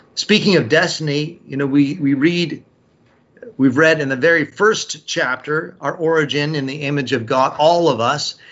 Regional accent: United States; We here, as the Apostolic Christian Church, as American Christians

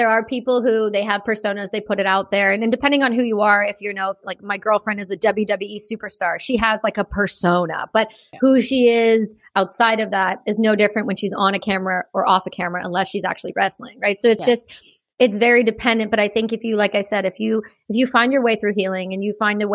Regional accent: Campbellford, Ontario, Canada; also born or lived in Belleville, Ontario / Cobourg, Ontario; So I grew up in a small town in Ontario called Campbellford near the Trenton Air Base.

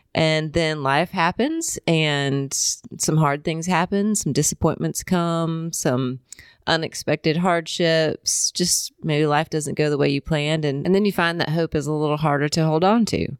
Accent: Indiana, United States; moved away as an adult; also born or lived in Colorado / Columbia, South Carolina; I'm from Indiana

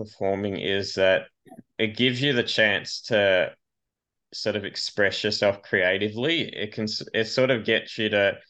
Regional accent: Australia; I'm an Australian filmmaker and actor, a bit of a maverick.

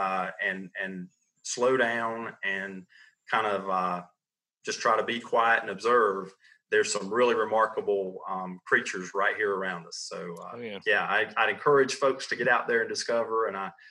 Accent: Sandhills, North Carolina, United States; I grew up right here in the Sand Hills

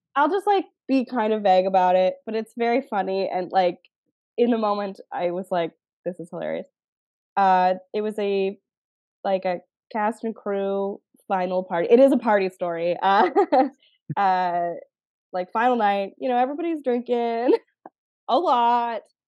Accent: Canada; I'm Canadian

